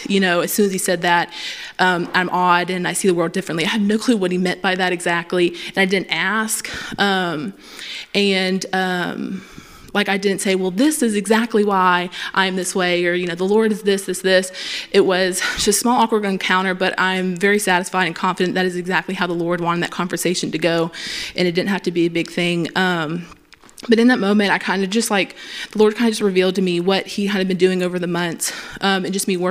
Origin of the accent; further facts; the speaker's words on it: Pineville, Louisiana, United States; I'm from here